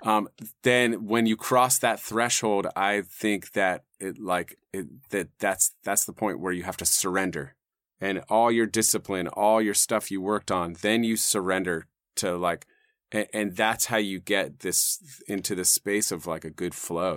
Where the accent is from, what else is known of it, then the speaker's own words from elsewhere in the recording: Los Gatos, California, United States; I grew up in the South Bay, you know, uh, and kinda inland from Santa Cruz and those hills there